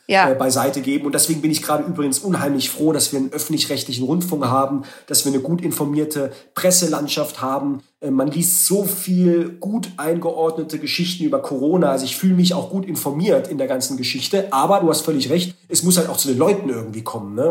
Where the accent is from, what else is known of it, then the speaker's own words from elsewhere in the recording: Baden-Württemberg, Germany; ich komme ja aus dem Ländler, aus Baden-Württemberg